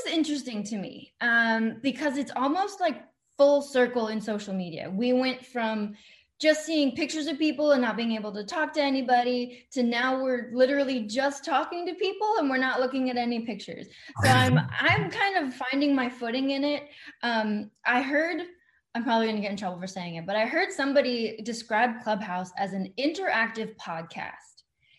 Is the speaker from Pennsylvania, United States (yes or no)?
no; Texas, United States; accent: Texan; So I actually live outside of Dallas, Texas, and I hope you can't hear it too much because I've fought that accent my entire life.